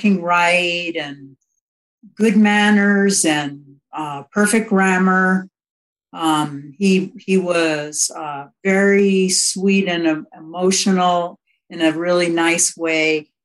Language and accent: English; Chappaqua, New York, United States; also born or lived in Brooklyn, New York / Manhattan, New York; I was born in Brooklyn, New York, and I lived in Manhattan for the first 4 years of my life, and then we moved up to Northern Westchester to Chappaqua, and it was a beautiful, sleepy little town